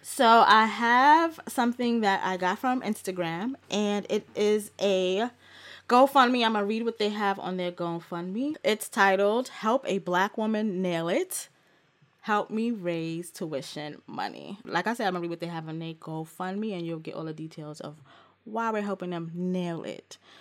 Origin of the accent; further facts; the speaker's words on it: New York City, New York, United States; my whole New York living ass life